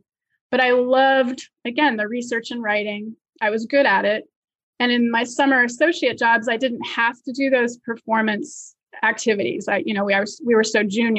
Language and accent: English; Virginia, United States; moved away as an adult; now in New York, United States; So I grew up in Virginia and I went to the University of Virginia for college